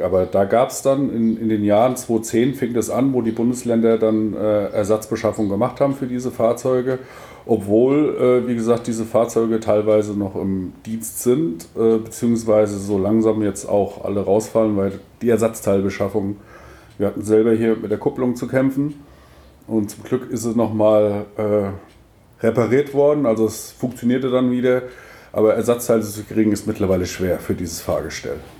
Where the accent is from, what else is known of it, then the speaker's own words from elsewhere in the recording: Rüsselsheim, Hesse, Germany; moved away as an adult; now in Dithmarschen, Germany; ursprünglich komme ich aus äh, Rüsselsheim, Königstetten, war da lange